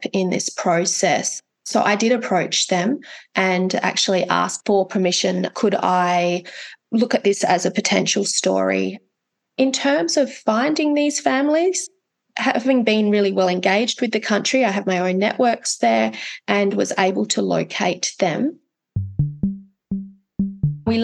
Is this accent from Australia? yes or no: yes; Australia; being an Australian